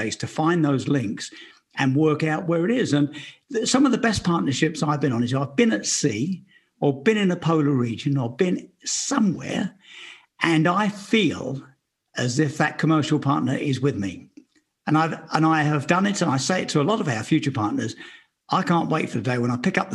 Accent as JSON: {"language": "English", "town": "Romford", "region": "London", "country": "United Kingdom", "tie": "born or raised there", "said": "I grew up in Romford, Essex"}